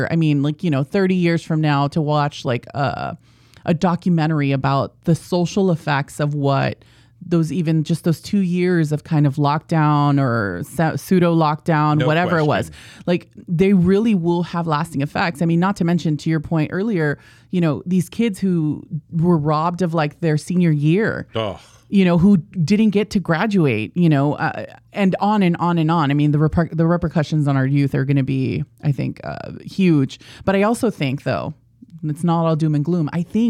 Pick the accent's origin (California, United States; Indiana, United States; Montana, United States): California, United States; National City; Yeah, I was born and raised in San Diego. My mom is technically like the first generation here in the United States.